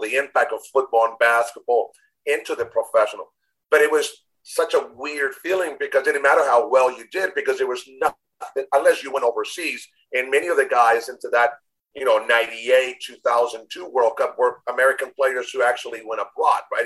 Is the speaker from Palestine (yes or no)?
no; Chile; English is a second language; moved away as an adult; also born or lived in United States / Miami; now in Nashville, United States; grew up in Chile, born in the U.S., raised in Chile, came back when I was 19